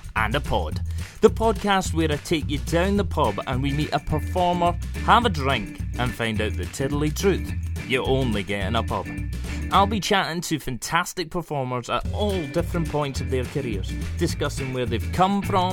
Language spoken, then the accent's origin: English; Scotland, United Kingdom; I'm Scottish